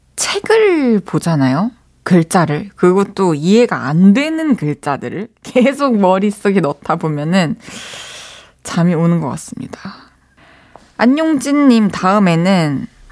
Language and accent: Korean; Masan, South Gyeongsang, South Korea; moved away; 저 초등학교 때 마산에서 살았을 때